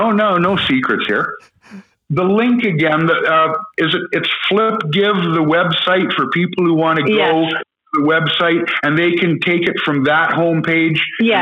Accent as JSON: {"language": "English", "town": "Coquitlam", "region": "British Columbia", "country": "Canada", "tie": "born or raised there", "also_born_or_lived": "Vancouver", "said": "I grew up in Vancouver. I grew up in Coquitlam."}